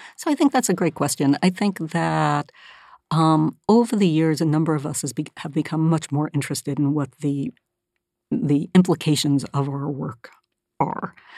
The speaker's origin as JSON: {"language": "English", "region": "Northern California", "country": "United States", "tie": "born or raised there", "moved": "as an adult"}